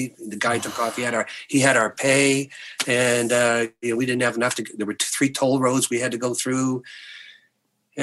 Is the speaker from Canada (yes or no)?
yes; the Maritimes, Canada; I'm from the Maritimes.